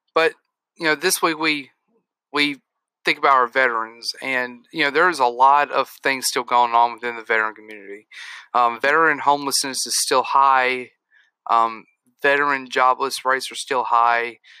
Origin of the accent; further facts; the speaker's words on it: United States; as an American